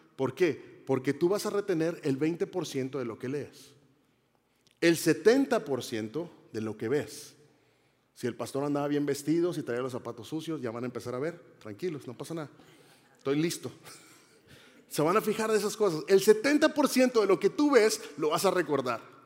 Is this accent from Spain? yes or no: no; Monterrey, Nuevo León, Mexico; yo soy mexicano, soy de la ciudad de Monterrey, Nuevo León.